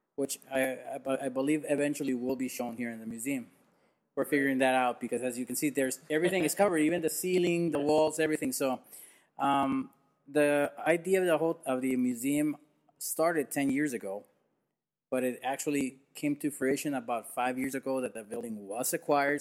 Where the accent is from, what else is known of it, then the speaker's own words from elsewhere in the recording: Tijuana, Baja California, Mexico; Never in Tijuana though. Never in my hometown